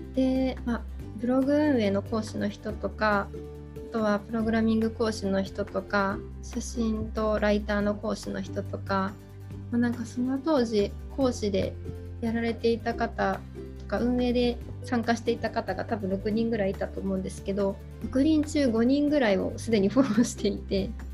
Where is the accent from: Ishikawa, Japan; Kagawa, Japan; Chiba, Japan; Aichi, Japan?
Aichi, Japan; also born or lived in Okinawa / Hokkaido; 地元が愛知なんです